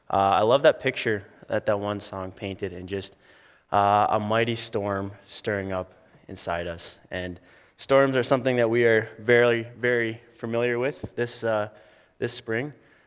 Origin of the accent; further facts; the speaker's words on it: McGregor, United States; I'm just really excited to be joining my hometown at YFC in McGregor.